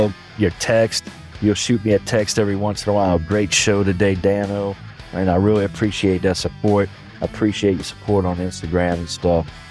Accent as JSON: {"language": "English", "town": "New Orleans", "region": "Louisiana", "country": "United States", "tie": "born or raised there", "said": "New Orleans, my hometown"}